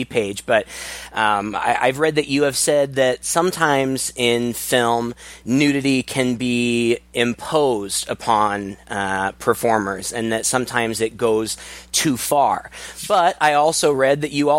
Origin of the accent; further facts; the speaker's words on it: Kirksville, Missouri, United States; we're both from Missouri, and that's where we met is in my hometown of Kirksville, Missouri